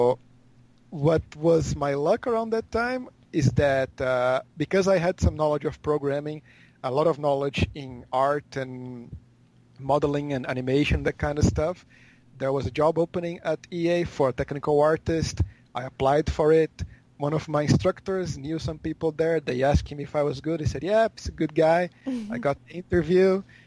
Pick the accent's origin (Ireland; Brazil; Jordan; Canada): Brazil; now in Osaka, Japan; I'm from Brazil.